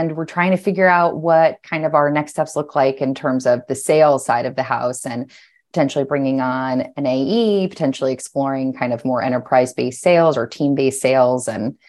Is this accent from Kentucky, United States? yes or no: no; Washington, District of Columbia, United States; It was an awesome place to grow up. I grew up right outside of Capitol Hill, so literally within view of the Capitol, and I loved the city.